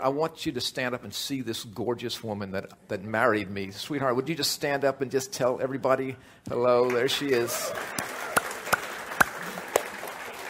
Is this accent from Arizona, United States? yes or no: no; New Orleans, Louisiana, United States; we're both from New Orleans. Annette attended Dominican High School, and I went to an all-boys military school called New Orleans Academy